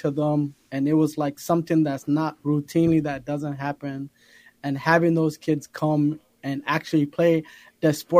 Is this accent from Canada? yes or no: no; Somalia; also born or lived in Mankato, Minnesota / Africa (refugee); now in Prior Lake, United States; I'm from Somalia